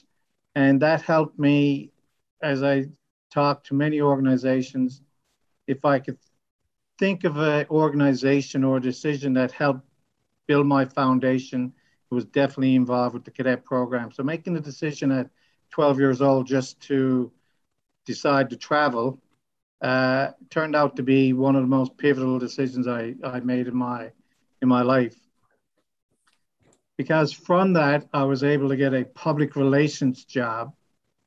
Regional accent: St. John's, Newfoundland and Labrador, Canada; moved away as an adult; now in Goose Bay, Canada; Born and raised in St. John's many, many years ago.

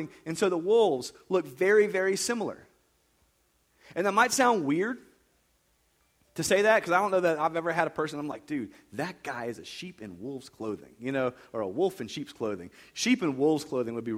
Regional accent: United States; I was raised in America

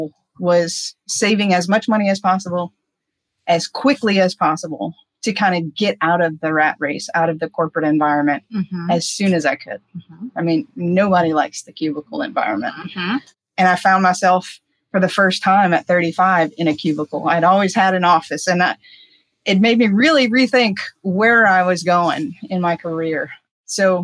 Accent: Houma, Louisiana, United States; moved away as an adult; also born or lived in Naples, Florida; I'm from Houma, Louisiana, pretty small town southwest of New Orleans. And I had lived there my entire life until 35.

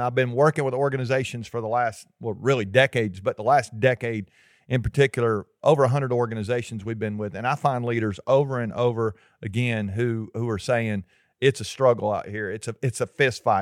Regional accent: Georgia, United States; we're from Georgia

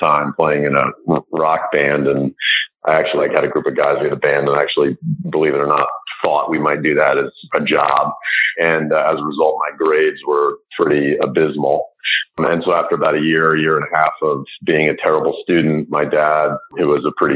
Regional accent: United States; I grew up outside of New York and wanted to get back to the New York area

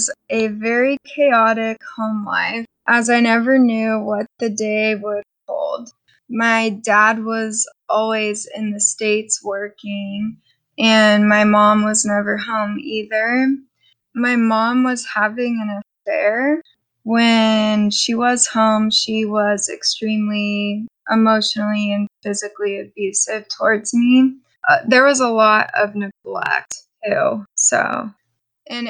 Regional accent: Bedford, Canada; I grew up in Canada, in Bedford

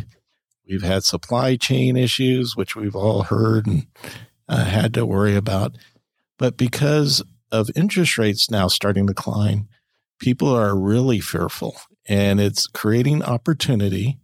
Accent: California, United States; I'm a Californian, so it's very hard for me. I'm biased. I love my state. I love where we come from. I've not lived in other states

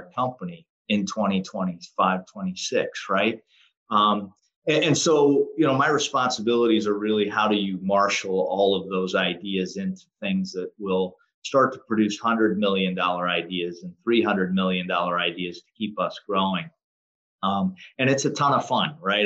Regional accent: Western Pennsylvania, United States; I grew up in Western Pennsylvania

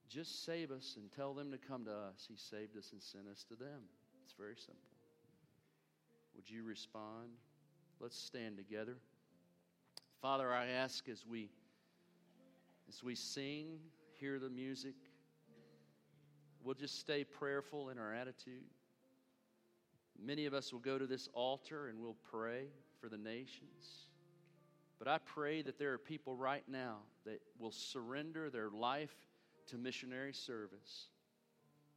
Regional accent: United States; I'm an American

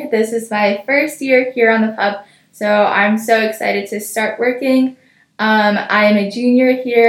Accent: Covington, Louisiana, United States; I am from Covington, Louisiana.

